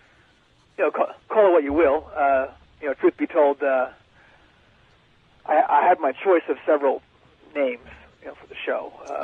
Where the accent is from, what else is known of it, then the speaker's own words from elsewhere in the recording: Cleveland, Ohio, United States; moved away as an adult; now in San Antonio, United States; I'm from Cleveland.